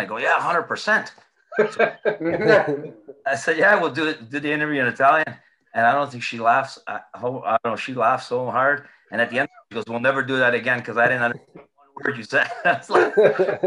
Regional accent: LaSalle, Ontario, Canada; also born or lived in Springfield, Massachusetts; I played my whole career in my hometown, LaSalle

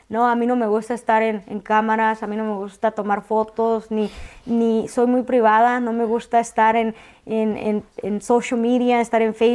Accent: Mexico; yo vine de México, este, del de lugar que vengas

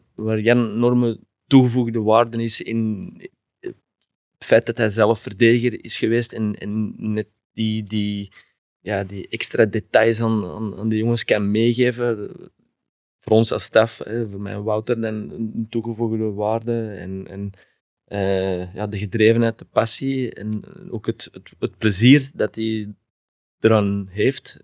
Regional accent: Antwerp, Flanders, Belgium; accent: Antwerps; moved away as an adult; also born or lived in Heerlen, Netherlands; now in Genk, Belgium; als Antwerpenaar

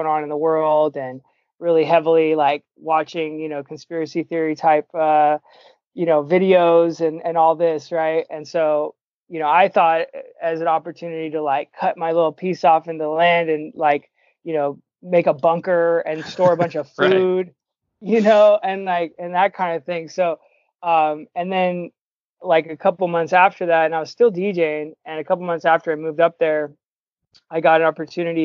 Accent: Concord, California, United States; also born or lived in Berry Creek, California / Butte County, California; I came from the Bay Area, East Bay, Concord

